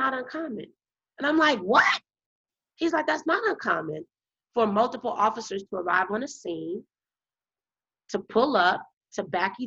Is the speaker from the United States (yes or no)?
yes; Illinois, United States; moved away as an adult; also born or lived in Addison, Texas; now in Texas, United States; I'm from Illinois in Texas.